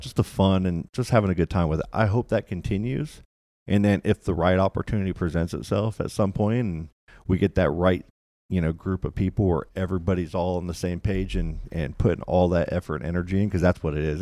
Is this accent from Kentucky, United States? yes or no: yes; Louisville, Kentucky, United States; moved away; also born or lived in Florida; I grew up in Kentucky. I was born here, grew up in Louisville, Kentucky